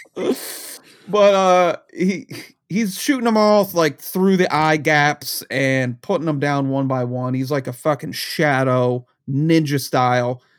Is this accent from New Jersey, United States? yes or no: yes; New Jersey, United States; I grew up in New Jersey right outside of where he was doing his shenanigans back in New York